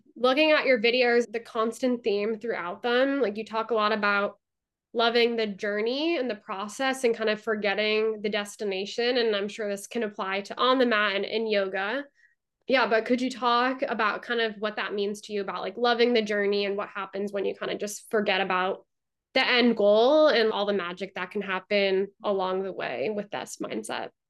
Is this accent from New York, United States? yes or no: no; Massachusetts, United States; moved away; I'm from Massachusetts